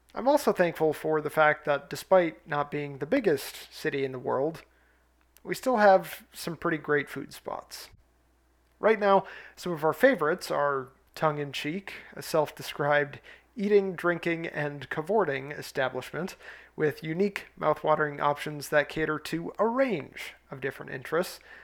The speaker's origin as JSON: {"language": "English", "region": "Minnesota", "country": "United States", "also_born_or_lived": "Saint Paul, Minnesota", "said": "the state of my home state of Minnesota"}